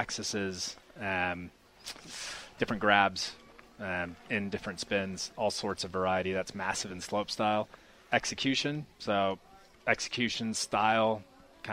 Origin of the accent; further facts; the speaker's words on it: California, United States; moved away as an adult; now in New Zealand; I'm from California originally. Grew up the beach